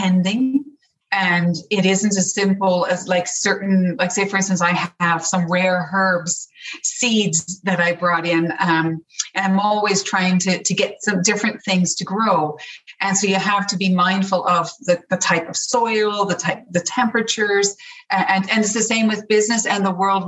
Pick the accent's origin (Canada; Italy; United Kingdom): Canada; Newfoundland and Labrador; moved away as an adult; also born or lived in Toronto; now in Ireland; I grew up in Newfoundland.